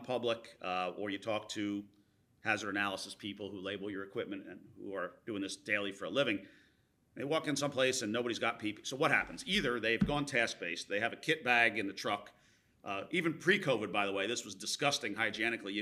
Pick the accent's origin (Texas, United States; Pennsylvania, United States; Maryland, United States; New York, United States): Pennsylvania, United States; Philadelphia; I'm from the Philadelphia area, as is Palmer